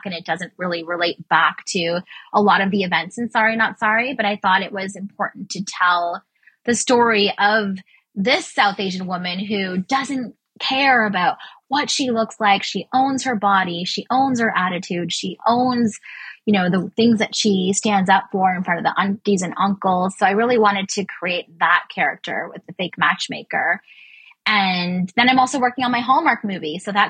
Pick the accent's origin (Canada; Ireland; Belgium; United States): Canada; as a Canadian